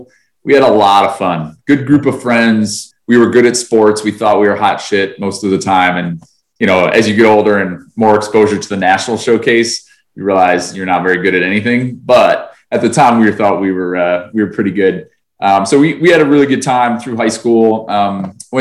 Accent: a town outside of Utica, Central New York, United States; now in Atlanta, United States; I grew up in Central New York. For anybody who knows New York, kind of in between Albany and Syracuse, a town outside of Utica.

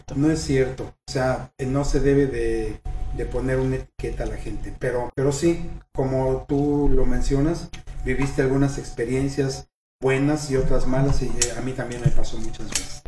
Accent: Mexico; nosotros como mexicanos

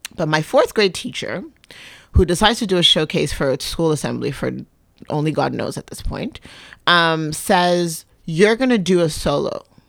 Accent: Quebec, Canada; also born or lived in Libya; now in Toronto, Canada; I was raised in Quebec

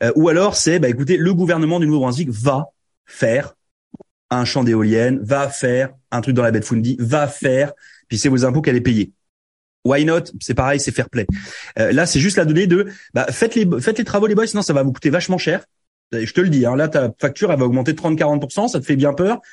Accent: France; now in Canada; quand on vient de France

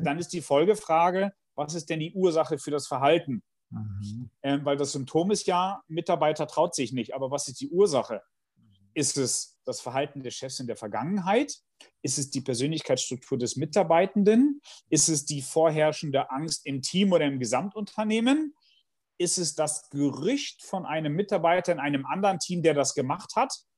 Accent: Bielefeld, North Rhine-Westphalia, Germany; ich komme aus Bielefeld

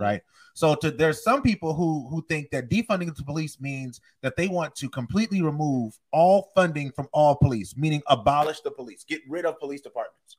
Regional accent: North Charleston, South Carolina, United States; I'm from North Charleston, South Carolina.

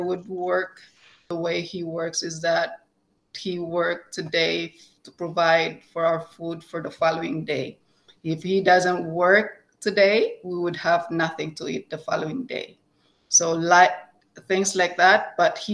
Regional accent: Philippines; moved away as an adult; now in Canada; I came from the Philippines, moved here in 2008 with my two children and my husband

